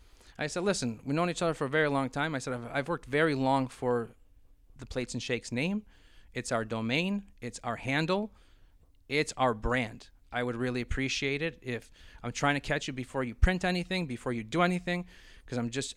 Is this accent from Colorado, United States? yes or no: no; Brockport, New York, United States; we're from Brockport, New York.